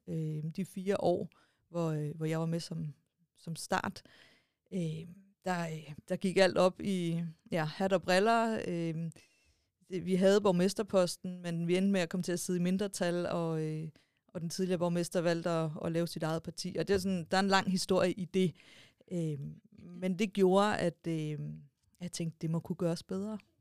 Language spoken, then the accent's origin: Danish; Stevns, Zealand, Denmark; jeg kommer fra Stævns